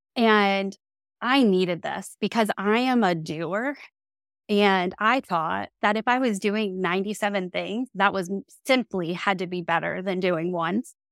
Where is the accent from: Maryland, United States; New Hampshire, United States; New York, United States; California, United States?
Maryland, United States; I'm from Maryland